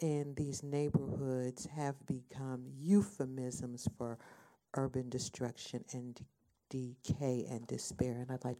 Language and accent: English; Nashville, Tennessee, United States; now in Cleveland, United States; But secondly, I'm from Nashville, Tennessee, and as in the South Bronx, my historically black neighborhood is being redeveloped, and I'm seeing just everything that I grew up with being destroyed.